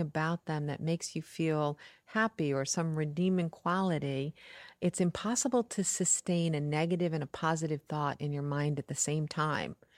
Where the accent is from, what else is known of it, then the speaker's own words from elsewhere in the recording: New York, United States; I'm from New York